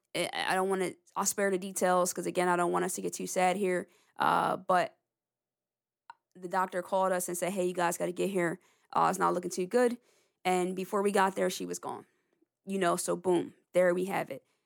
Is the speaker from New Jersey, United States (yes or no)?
yes; Lawnside, New Jersey, United States; I'm from the Lonside, New Jersey area